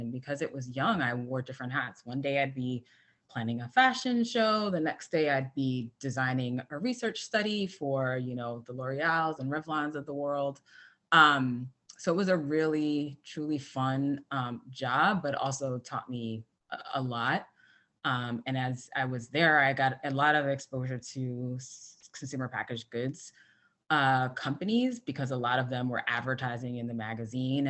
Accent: New York City, New York, United States; I grew up in the Bronx in New York City, and I am a first generation American

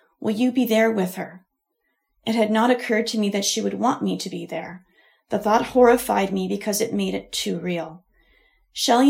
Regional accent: Ontario, Canada; I was born and raised in Ontario

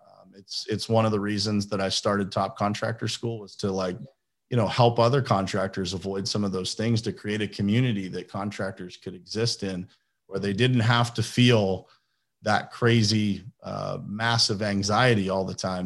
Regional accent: Pittsburgh, Pennsylvania, United States; moved away as an adult; also born or lived in Florida; I am from Pittsburgh, Pennsylvania. That's where I live now

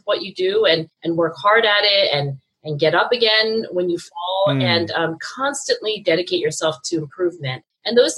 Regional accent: New Jersey, United States; being an Asian female growing up in South Jersey suburbs

